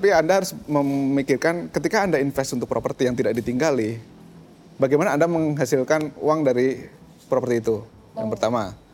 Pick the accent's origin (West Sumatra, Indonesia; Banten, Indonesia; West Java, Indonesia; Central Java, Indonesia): Central Java, Indonesia; Magelang; sangat berbeda pertumbuhan rumah di Jakarta sama pertumbuhan rumah di katakanlah di kota saya di Magelang